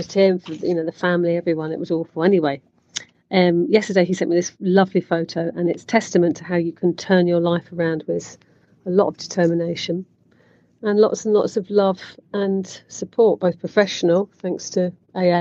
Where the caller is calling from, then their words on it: Barcelona, Catalonia, Spain; calling from sunny Barcelona